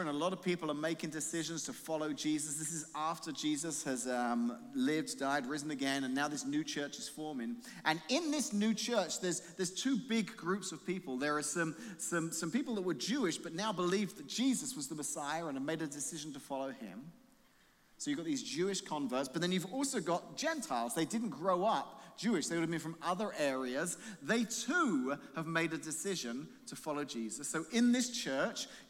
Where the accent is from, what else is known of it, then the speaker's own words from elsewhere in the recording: England, United Kingdom; now in United States; being an Englishman